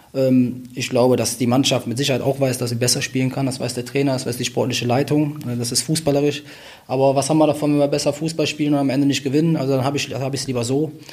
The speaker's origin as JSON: {"language": "German", "town": "Wuppertal", "region": "North Rhine-Westphalia", "country": "Germany", "tie": "born or raised there", "also_born_or_lived": "Cologne", "said": "Ich bin am Ölberg aufgewachsen"}